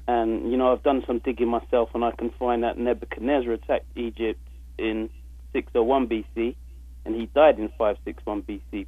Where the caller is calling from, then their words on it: London, United Kingdom; I'm calling through from London, England.